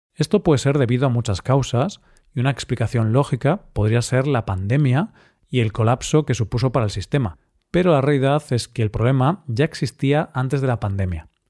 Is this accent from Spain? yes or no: yes; Spain; soy español